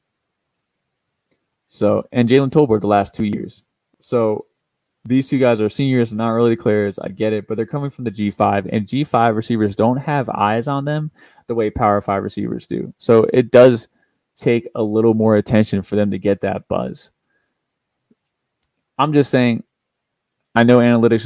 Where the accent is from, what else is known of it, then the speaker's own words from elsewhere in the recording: Kentucky, United States; I'm from Kentucky. That's where I went to school